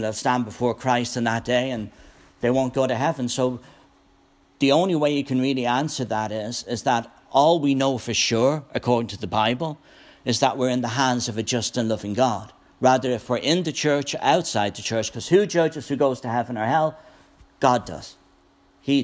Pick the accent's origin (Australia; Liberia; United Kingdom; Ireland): Ireland; moved away as an adult; now in United States; I was an ambassador for Ireland.